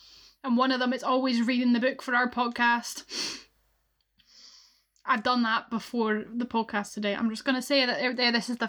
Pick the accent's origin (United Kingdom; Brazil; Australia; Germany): United Kingdom; Scotland; I'm Scottish.